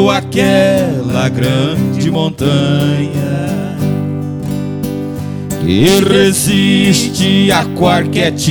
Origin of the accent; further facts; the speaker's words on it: Santa Maria Madalena, Rio de Janeiro, Brazil; moved away; Imbé, Distrito Santa Maria Madalena, do lado da terra do Gonçalves, né?